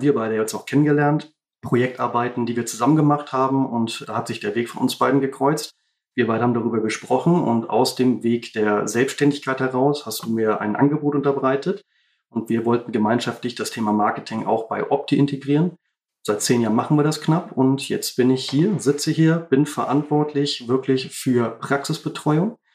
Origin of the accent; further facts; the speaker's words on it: Baltic coast, Schleswig-Holstein, Germany; Bin hier aufgewachsen, auch an der Ostsee, genau wie